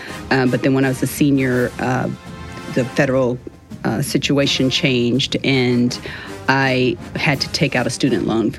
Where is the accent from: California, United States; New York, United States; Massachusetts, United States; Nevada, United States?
California, United States; Los Angeles; My father is from Cuba, and he migrated here before Castro took over. I grew up in Los Angeles, California. I had two brothers and a sister. I'm the second oldest.